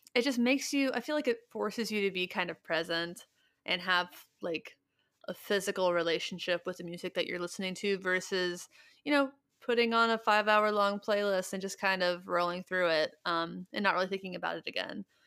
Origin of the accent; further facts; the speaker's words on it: Ohio, United States; We're all from Ohio